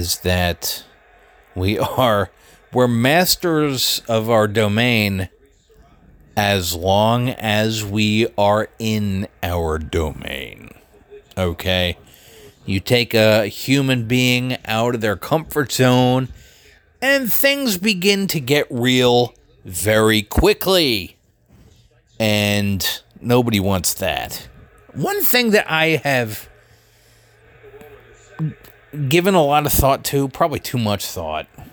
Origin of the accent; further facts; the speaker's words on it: Philadelphia, Pennsylvania, United States; also born or lived in Columbia, Maryland; now in Greencastle, United States; Philadelphia is my hometown